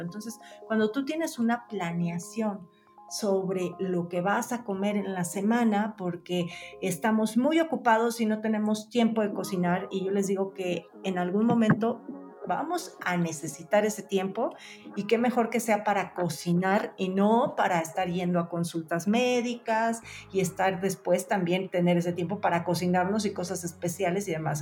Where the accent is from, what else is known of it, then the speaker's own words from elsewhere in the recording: Mexico; como mexicanos podemos metabolizar mejor